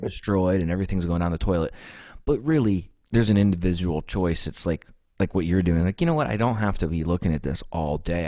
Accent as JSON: {"language": "English", "country": "United States", "tie": "born or raised there", "also_born_or_lived": "Texas / Pennsylvania", "said": "I was born in Texas, but I was raised in Ohio and Pennsylvania split."}